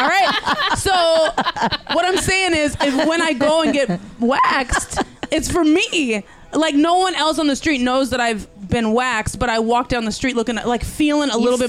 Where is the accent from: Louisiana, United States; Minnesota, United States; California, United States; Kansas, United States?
California, United States; Northern; also born or lived in Los Angeles / New York; It's weird because I'm from here. I'm from California, woo-woo. Northern California.